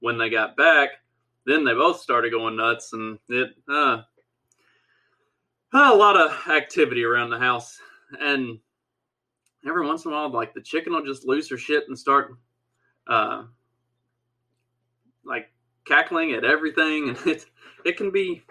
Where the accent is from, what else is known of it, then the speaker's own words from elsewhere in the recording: Southwest Kentucky, United States; accent: redneck; I was raised on a farm in Southwest Kentucky